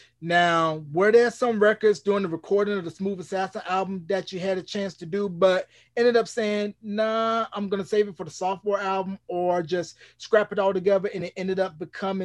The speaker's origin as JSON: {"language": "English", "region": "North Carolina", "country": "United States", "said": "I'm from North Carolina originally."}